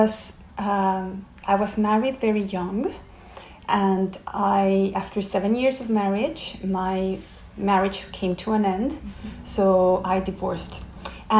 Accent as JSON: {"language": "English", "region": "Mexico City", "country": "Mexico", "also_born_or_lived": "Brazil", "moved": "as an adult", "lives_now": "London, United Kingdom", "said": "I'm from Mexico City"}